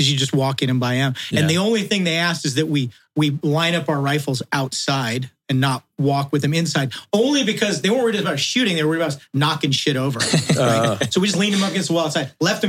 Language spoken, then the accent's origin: English; Tehachapi, California, United States; also born or lived in Redondo Beach, California; I was born in Redondo Beach, California. We were talking about this on the drive up. I spent my formative years in a little town called Tehachapi, California.